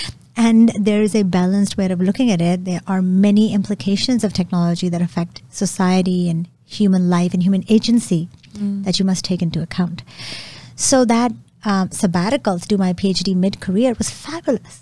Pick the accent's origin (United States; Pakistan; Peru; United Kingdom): Pakistan; Lahore, Punjab; I was born in Pakistan, in Lahore, and I grew up in a very intellectually liberal household.